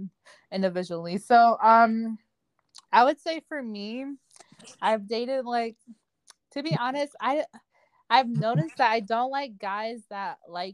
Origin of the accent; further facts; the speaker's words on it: Florida, United States; now in Houston, United States; I'm from Florida of Haitian descent, and I currently live in Houston, Texas.